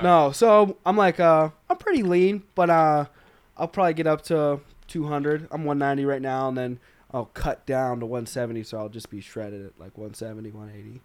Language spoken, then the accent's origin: English; Arkansas, United States; I'm from Arkansas